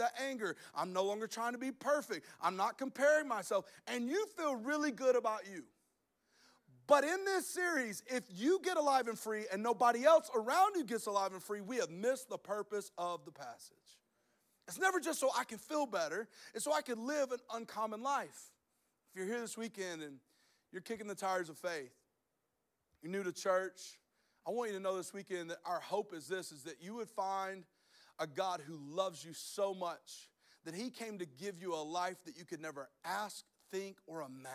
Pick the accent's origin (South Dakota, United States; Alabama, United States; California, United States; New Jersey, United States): Alabama, United States; I'm from Alabama